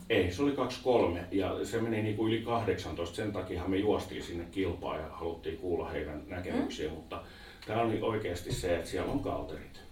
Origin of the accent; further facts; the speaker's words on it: Vantaa, Uusimaa, Finland; Sama paikka, missä mä olin kotoisin